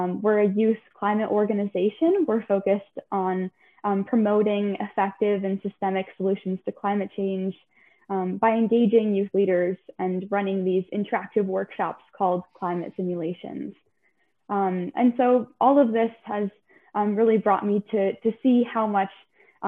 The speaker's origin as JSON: {"language": "English", "region": "Pacific Northwest", "country": "United States", "tie": "born or raised there", "said": "Growing up in the Pacific Northwest"}